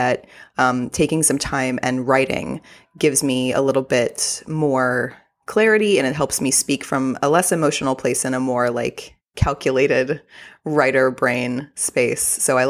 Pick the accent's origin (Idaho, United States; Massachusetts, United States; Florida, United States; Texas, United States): Texas, United States; accent: Texas accent; having been born and raised in Texas, I do have a Texas accent.